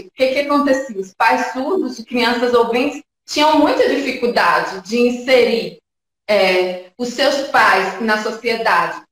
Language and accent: Portuguese; Jequié, Bahia, Brazil; moved away as an adult; now in São Paulo, Brazil; eu sou baiana, eu sou de Jequié